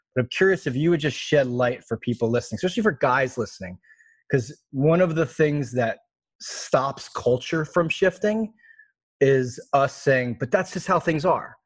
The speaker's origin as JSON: {"language": "English", "region": "East Coast", "country": "United States", "tie": "born or raised there", "said": "I grew up on the East Coast where everything's logical and factual"}